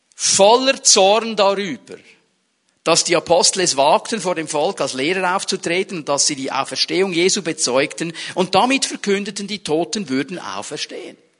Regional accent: Switzerland; bei uns in der Schweiz

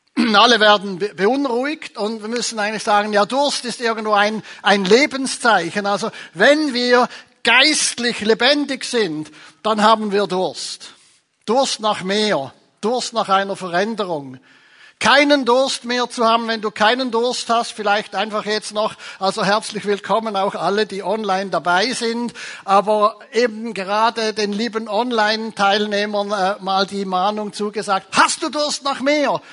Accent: Zurich, Switzerland; Ich komme ja von Zürich, aus der Stadt von Zwingli

